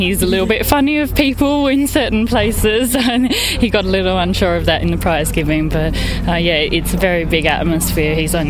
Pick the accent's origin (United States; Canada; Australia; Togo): Australia; moved away as an adult; now in United Kingdom; No, I'm from Australia originally. Both my parents are British, so half British, really.